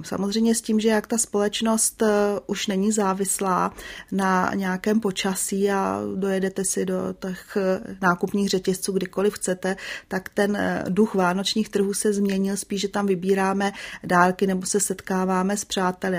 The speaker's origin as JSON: {"language": "Czech", "region": "Prague", "country": "Czechia", "tie": "born or raised there", "said": "já jsem se narodila v Praze"}